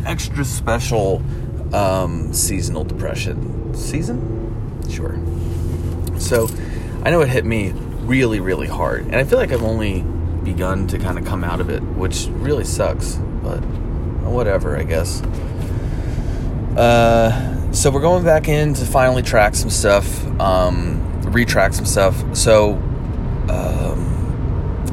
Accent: New Jersey, United States; growing up in New Jersey

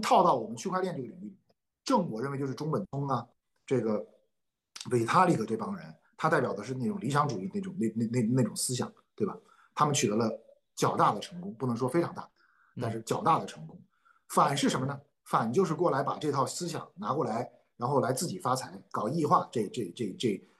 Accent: China; 我们中国人

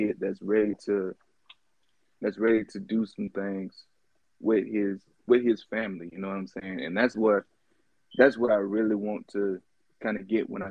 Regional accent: Jacksonville, Florida, United States; I'm from the Jacksonville, Duval. Born and raised

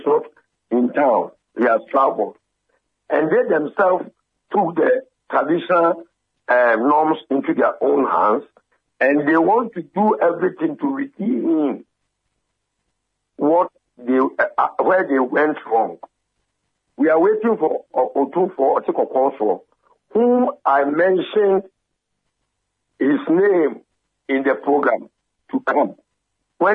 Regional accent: Manhyia, Ashanti, Ghana; I've been banished not to go to my hometown

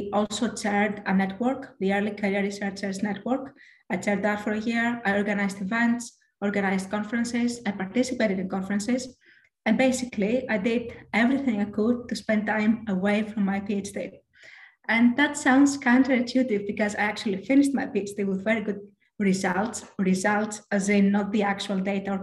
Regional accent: Greece; moved away as an adult; now in United Kingdom; I am from Greece

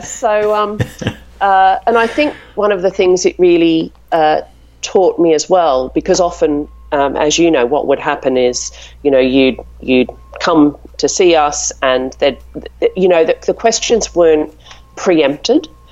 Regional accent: Melbourne, Victoria, Australia; moved away as an adult; now in London, United Kingdom; I'm from Melbourne

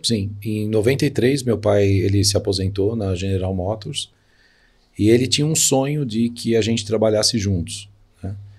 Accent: São Paulo, Brazil; eu nasci na Vila Alpina, né, que é um bairro da zona leste de São Paulo.

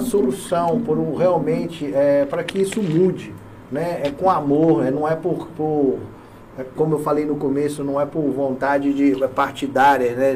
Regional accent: Belo Horizonte, Minas Gerais, Brazil; now in Ilhéus, Brazil; eu sou de fora, né? Eu sou de Belo Horizonte. E como mineiro

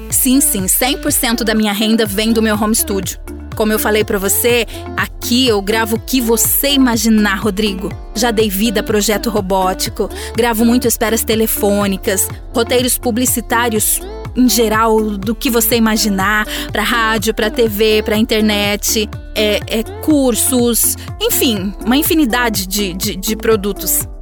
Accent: Buritama, São Paulo, Brazil; now in Araçatuba, Brazil; Eu moro em Araçatuba, São Paulo, porém eu nasci em Buritama, que é uma cidade vizinha daqui

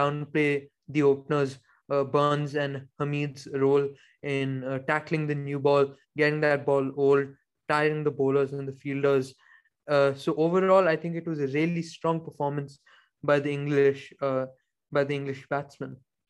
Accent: India; And normally, as an Indian viewer, I would not want the openers to do well.

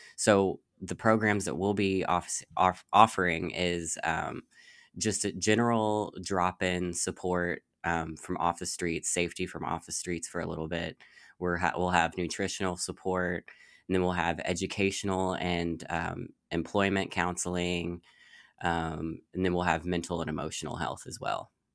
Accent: Louisville, Kentucky, United States; I'm from, born and raised in Louisville, Kentucky

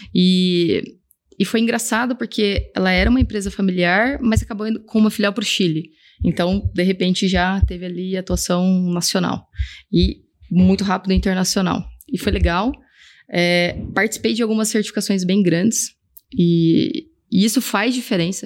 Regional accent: Brazil; also born or lived in Scotland; agora voltei para o Brasil, quero arrumar uma empresa onde eu use o meu inglês

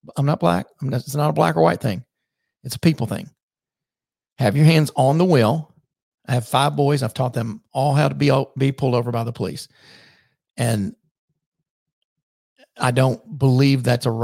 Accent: the South, United States; I'm from the South

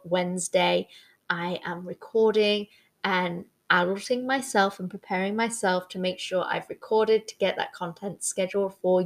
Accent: United Kingdom; I am Brit in the Six

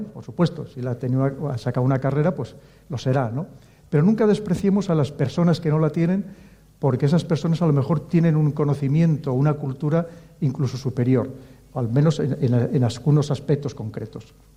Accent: León, Castile and León, Spain; Yo como soy de León

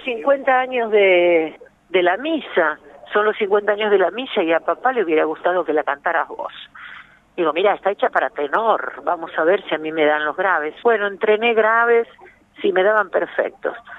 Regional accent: Buenos Aires, Argentina; en Barracas, que pleno barrio porteño

